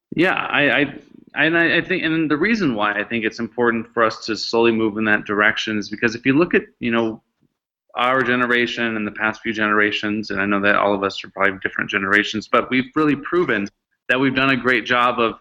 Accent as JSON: {"language": "English", "town": "Seattle", "region": "Washington", "country": "United States", "tie": "born or raised there", "said": "I grew up in Seattle"}